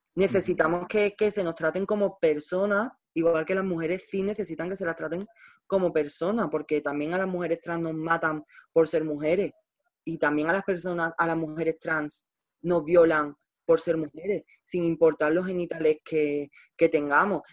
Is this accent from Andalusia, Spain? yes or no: yes; Nerva, Andalusia, Spain; estoy en Nerva, en mi pueblo